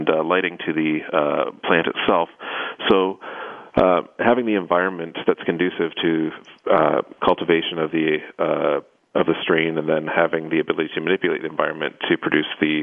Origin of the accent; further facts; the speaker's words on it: United States; I'm from the States.